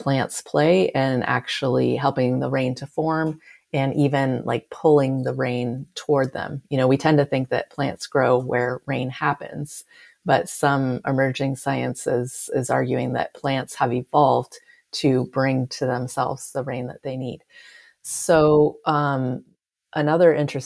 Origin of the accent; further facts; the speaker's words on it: California, United States; I'm from California